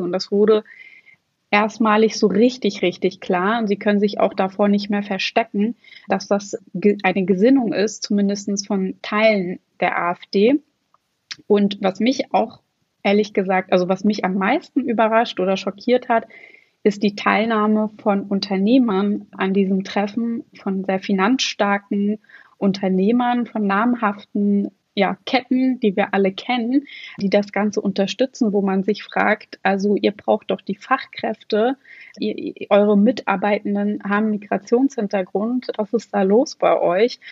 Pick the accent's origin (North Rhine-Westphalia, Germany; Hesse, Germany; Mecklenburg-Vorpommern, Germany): Mecklenburg-Vorpommern, Germany; Schwerin; ich komme aus einem Bundesland, ich komme aus Schwerin und in Mecklenburg-Vorpommern